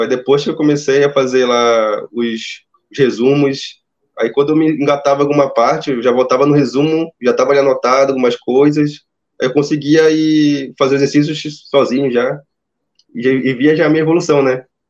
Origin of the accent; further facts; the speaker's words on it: Itacoatiara, Amazonas, Brazil; Eu sou aqui do Amazonas, eu tô na cidade de Itacoatiara